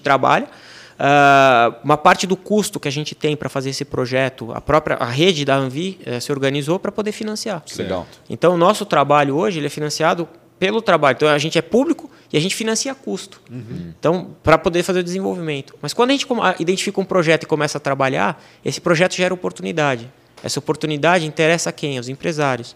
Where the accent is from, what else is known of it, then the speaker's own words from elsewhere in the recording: Brazil; moved away as an adult; now in France; eu sou um brasileiro que chegou na França